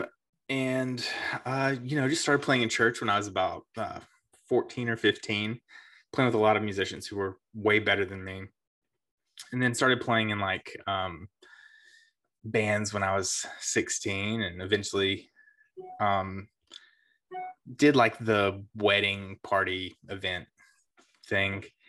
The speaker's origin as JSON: {"language": "English", "region": "South Carolina", "country": "United States", "tie": "born or raised there", "also_born_or_lived": "Myrtle Beach", "said": "I grew up in South Carolina. Um, moved around quite a bit, but all basically in the same area of South Carolina"}